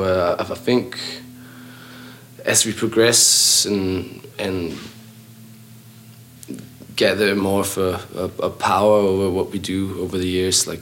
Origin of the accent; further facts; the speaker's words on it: Copenhagen, Capital Region of Denmark, Denmark; we've all known each other since we were roughly 11 or 12 or so, and just we're all kids from Copenhagen